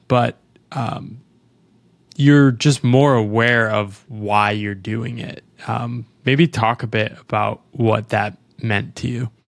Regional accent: United States; I'm an American

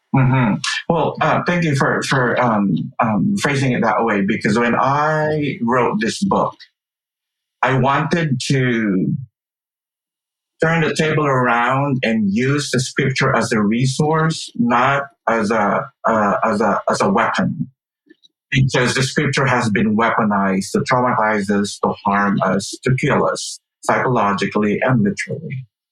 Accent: Philippines; moved away; I grew up in the Philippines, and so for half of my life, I grew up listening to and being exposed to an evangelical way

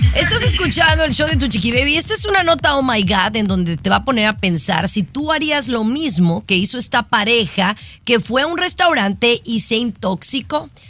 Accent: Guadalajara, Jalisco, Mexico; moved away as an adult; now in United States; cuando viví en Guadalajara, Jalisco, México.

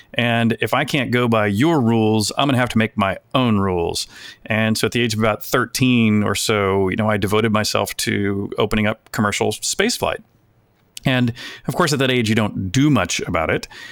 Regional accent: United States; an American collector

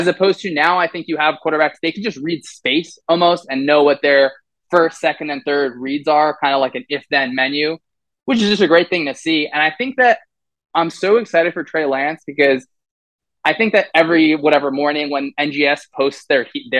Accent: New Jersey, United States; I grew up playing football in New Jersey

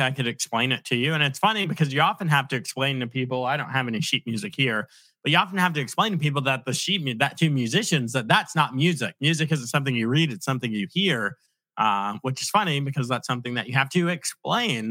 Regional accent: Virginia Beach, Virginia, United States; I grew up in Virginia Beach

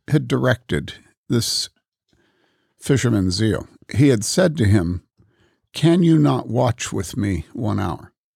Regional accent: Wheaton, Illinois, United States; I grew up in Wheaton among evangelicals.

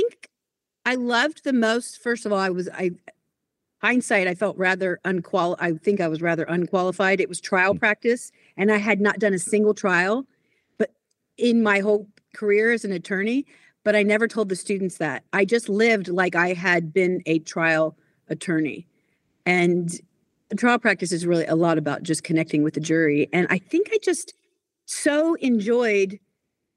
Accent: Pensacola, Florida, United States; moved away as an adult; also born or lived in Baltimore, Maryland / Oklahoma; I lived there till I was 9 years old and moved to Pensacola, Florida, with white sandy beaches, and stayed there until I went to college in Oklahoma

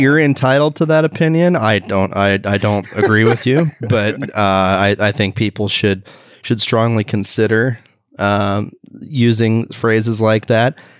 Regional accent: Beaverton, Oregon, United States; Beaverton, Oregon, my hometown

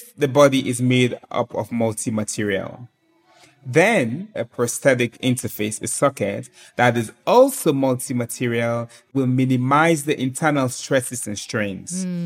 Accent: Sierra Leone; born or raised there

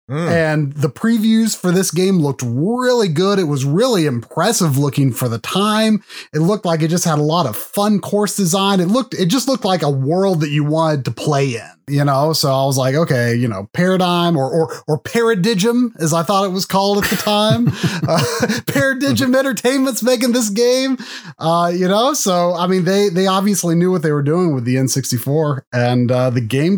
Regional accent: Delaware, United States; I was growing up in Delaware at the time.

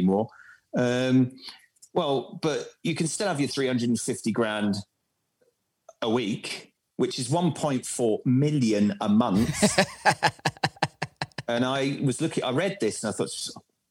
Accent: Bournemouth, South West England, United Kingdom; accent: mixture between London and Bournemouth; moved away as an adult; also born or lived in Croydon; now in Germany; I grew up in Bournemouth

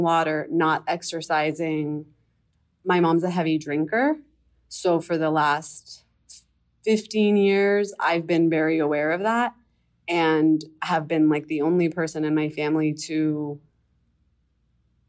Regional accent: Miami, Florida, United States; I'm from Miami, Florida.

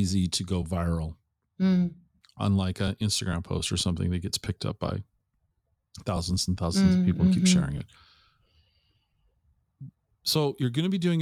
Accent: Tacoma, Washington, United States; I grew up in the Tacoma in the 70s and 80s.

